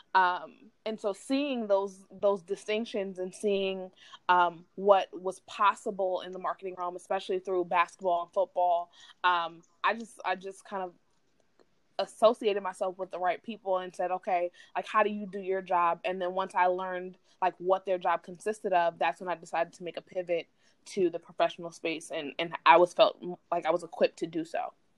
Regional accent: New York City, New York, United States; moved away as an adult; also born or lived in Philadelphia, Pennsylvania; I'm a New York City native

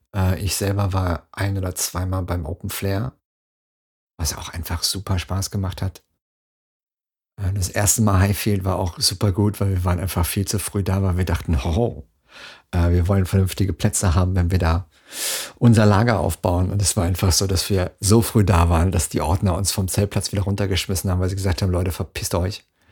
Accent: Dortmund, North Rhine-Westphalia, Germany; Ruhrpott, ne, Dortmund, da die Ecke

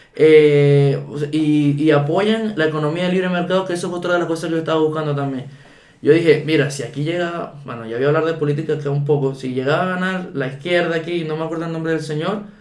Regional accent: Ciudad Guayana, Bolívar, Venezuela; moved away as an adult; now in Chile; yo nací en Venezuela, obviamente. Yo nací en Guayana. Este, en la ciudad. Bueno, esta ciudad. Yo nací en Puerto Ordaz.

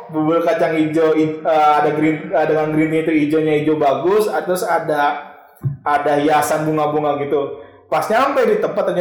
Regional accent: Bekasi, West Java, Indonesia; Orang-orang Bekasi mau denger gua orang Bekasi.

